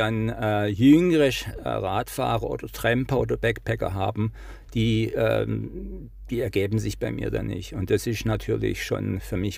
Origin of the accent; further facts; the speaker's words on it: Baden-Württemberg, Germany; accent: Swabian; mein schwäbischer Akzent ist jetzt nicht leugnbar.